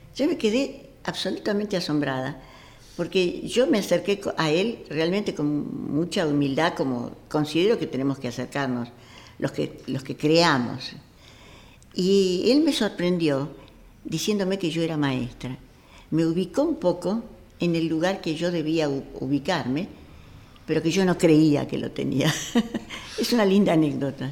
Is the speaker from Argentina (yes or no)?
yes; Argentina; yo soy argentina